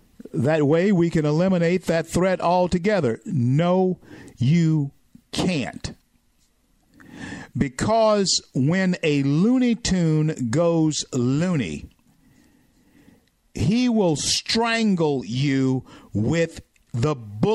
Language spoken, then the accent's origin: English; Southern United States, United States; I'm a Southerner.